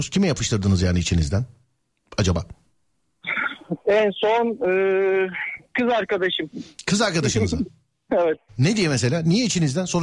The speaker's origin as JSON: {"language": "Turkish", "region": "Manisa", "country": "Turkey"}